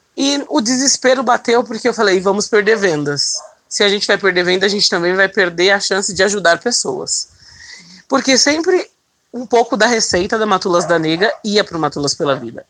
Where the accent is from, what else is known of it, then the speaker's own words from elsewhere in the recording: São Paulo, Brazil; Eu sou nascida e criada no Capão Redondo, extremo sul aqui da capital de São Paulo